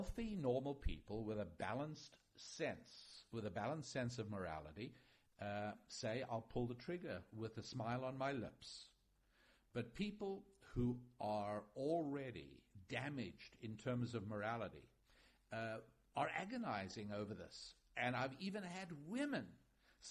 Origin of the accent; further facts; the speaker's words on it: United States; as an American